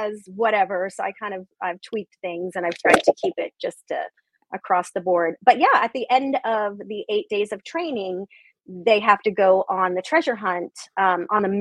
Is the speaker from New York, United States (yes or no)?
yes; New York, United States; I'm Italian from New York